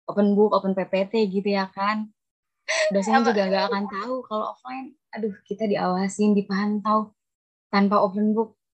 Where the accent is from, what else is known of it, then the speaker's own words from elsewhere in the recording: Kuningan, West Java, Indonesia; now in Bekasi, Indonesia; Oh, saya asli Kuningan, Jawa Barat.